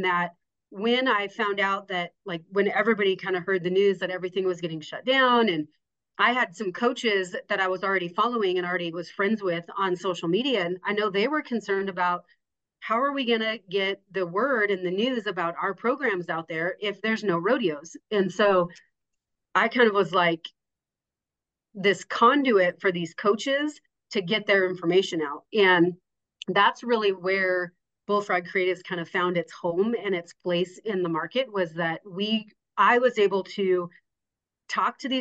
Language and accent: English; Casper, Wyoming, United States; I'm from Casper.